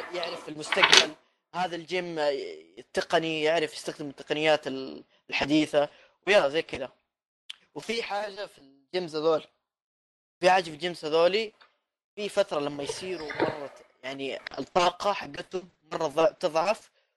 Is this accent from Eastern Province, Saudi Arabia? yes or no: no; Jeddah, Makkah Province, Saudi Arabia; في مطعم عندنا في جده